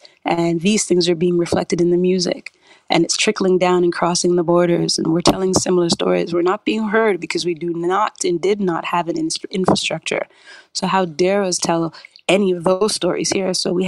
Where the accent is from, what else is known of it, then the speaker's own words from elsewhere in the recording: Canada; accent: Canadian; they thought my Canadian accent even sounded Jamaican, like more Jamaican at that time.